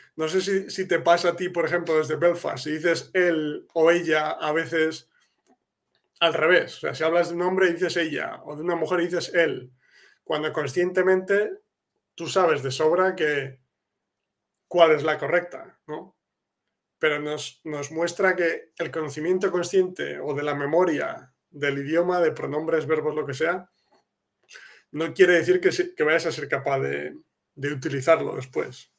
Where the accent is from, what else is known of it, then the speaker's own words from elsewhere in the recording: Spain; now in Poland; yo que soy de España